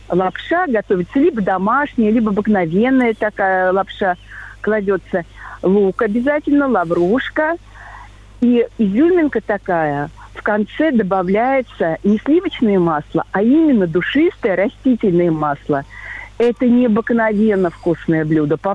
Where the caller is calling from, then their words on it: Vladimir, Vladimir Oblast, Russia; И звоню я вам из Владимира, но ну, как бы из самого Владимира, а сейчас нахожусь на даче